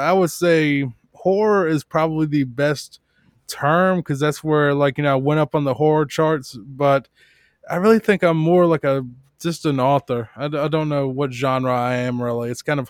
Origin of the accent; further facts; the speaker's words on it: Richmond, Virginia, United States; I'm from Richmond, Virginia, originally